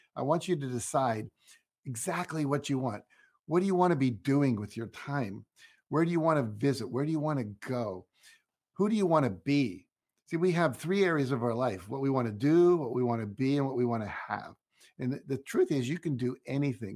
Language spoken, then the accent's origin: English; Wheeling, West Virginia, United States; moved away; I grew up in Wheeling, West Virginia.